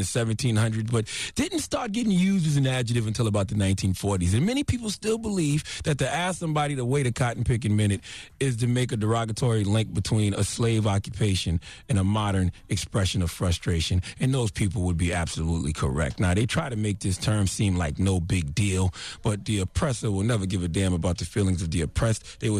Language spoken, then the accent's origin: English; South Carolina, United States; Now, I'm from South Carolina, so if you're not from the South, you probably never heard the phrases you are out of your cotton picking mind or wait a cotton picking minute.